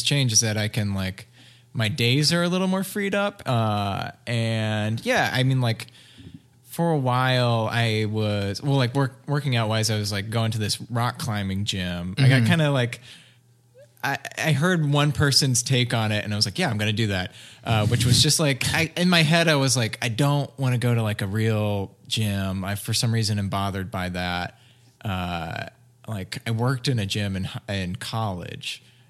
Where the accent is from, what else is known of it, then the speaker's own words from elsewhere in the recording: Alabama, United States; I'm from Alabama.